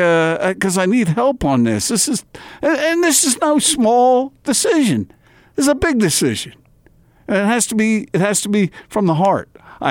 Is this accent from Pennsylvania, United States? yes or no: yes; Philadelphia, Pennsylvania, United States; moved away; growing up in the Philadelphia area.